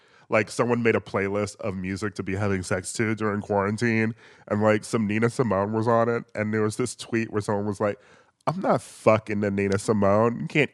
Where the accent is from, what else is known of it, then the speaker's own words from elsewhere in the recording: Midwest, United States; just sort of like a black kid growing up in the Midwest who mainly listened to like a lot of hip hop and R&B